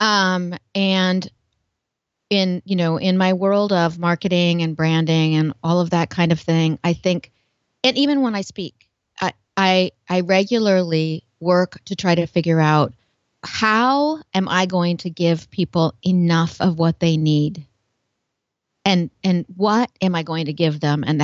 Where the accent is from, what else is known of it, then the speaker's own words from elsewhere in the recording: Portland, United States; I'm from Portland, kind of a hippie, kind of creative.